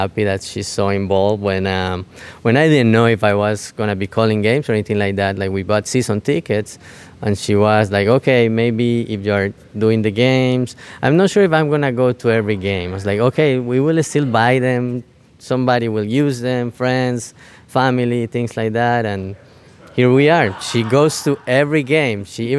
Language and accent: English; Manizales, Caldas, Colombia; born or raised there; now in St. Louis, United States